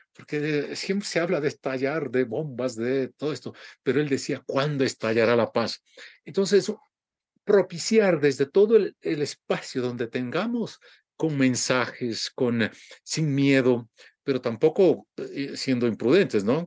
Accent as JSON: {"language": "Spanish", "country": "Ecuador", "said": "muchos ecuatorianos estamos"}